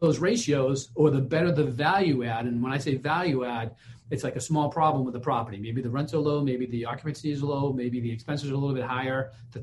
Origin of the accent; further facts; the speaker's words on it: Boston, Massachusetts, United States; I'm from Boston